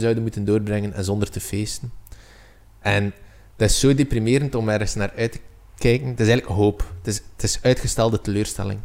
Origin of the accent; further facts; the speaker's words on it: Belgium; als Belg